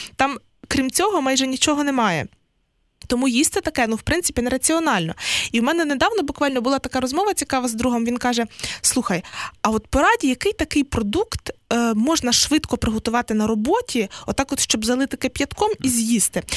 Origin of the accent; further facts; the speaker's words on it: Western Ukraine, Ukraine; на Західній Україні, так точно, звідки я родом